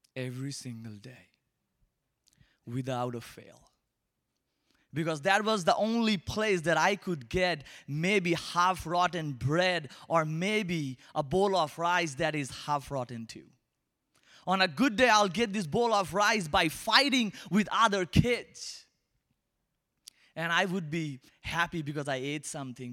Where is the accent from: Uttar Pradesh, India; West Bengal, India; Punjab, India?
West Bengal, India; Kolkata; accent: Indian; English is a second language; moved away; I'm from Asia, particularly, uh, from India, and I'm from a tiny city called Calcutta